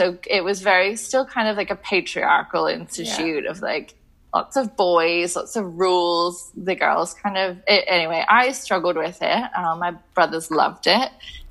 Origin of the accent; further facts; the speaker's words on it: Scotland, United Kingdom; school in Scotland, and then that's kind of what kind of stuck the stake in the ground of like, okay, now we're British. Because before I felt very international.